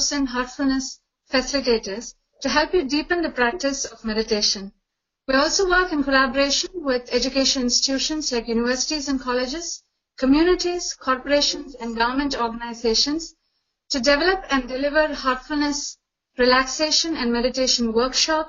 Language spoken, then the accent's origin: English; Chennai, Tamil Nadu, India; now in Canada; tuning in from Chennai, India, which is also my hometown.